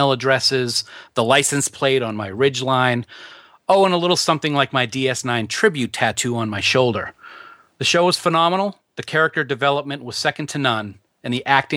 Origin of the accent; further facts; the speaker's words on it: New England, United States; we have accents. We're from New England, you know? It's wicked cool